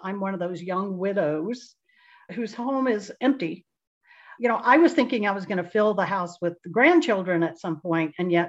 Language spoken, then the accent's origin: English; Kansas City, United States; I'm the newest one. I'm from Kansas City.